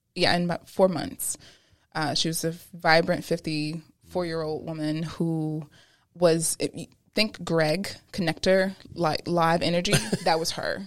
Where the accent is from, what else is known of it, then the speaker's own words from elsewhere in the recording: Pennsylvania, United States; also born or lived in Brooklyn, New York; at nine is when we moved from Brooklyn to Pennsylvania